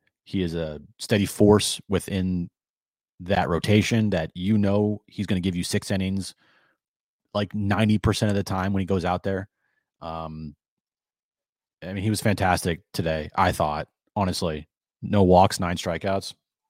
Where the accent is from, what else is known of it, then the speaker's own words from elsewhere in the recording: Napa, California, United States; I'm from Napa. So I grew up there. I was born there.